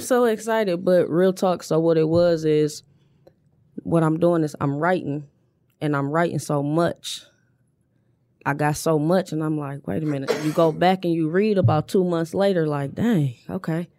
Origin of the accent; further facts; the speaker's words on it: Inkster, Michigan, United States; born and raised on Oakwood